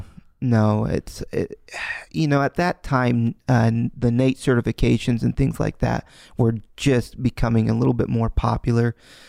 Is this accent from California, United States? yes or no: no; Kansas, United States; born there; I was born here in the States. I was born in Kansas.